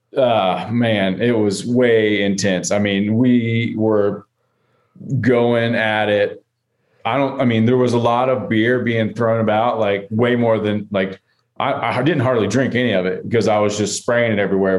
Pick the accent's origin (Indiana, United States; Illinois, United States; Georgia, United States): Georgia, United States; Atlanta; growing up in Atlanta